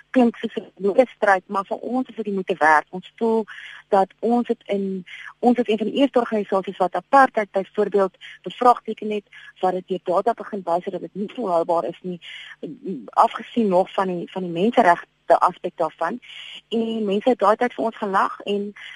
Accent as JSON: {"language": "Afrikaans", "town": "Port Elizabeth", "region": "Eastern Cape", "country": "South Africa", "tie": "born or raised there", "moved": "yes", "lives_now": "Bloemfontein, South Africa", "said": "Port Elizabeth is natuurlik my my geboortedorp"}